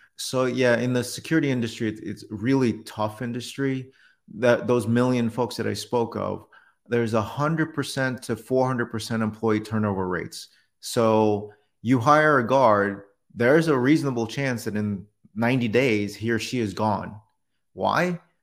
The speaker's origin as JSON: {"language": "English", "town": "New York City", "region": "New York", "country": "United States", "tie": "born or raised there", "also_born_or_lived": "Detroit", "moved": "yes", "said": "I was born in New York City"}